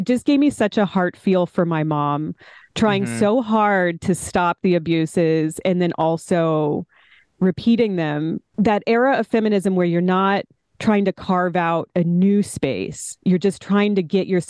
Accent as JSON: {"language": "English", "region": "Oklahoma", "country": "United States", "also_born_or_lived": "Texas", "said": "Like I'm from Oklahoma. I've spent a lot of time in Texas."}